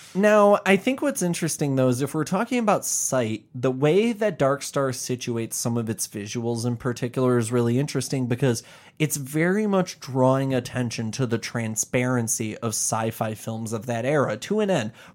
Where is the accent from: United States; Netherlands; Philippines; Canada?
United States; Chicago, Illinois; we're from the Chicagoland area